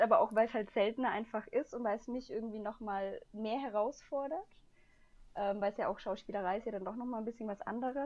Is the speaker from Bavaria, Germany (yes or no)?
yes; Upper Bavaria, Germany; moved away as an adult; now in Bonn, Germany; ich komme ja eigentlich aus Oberbayern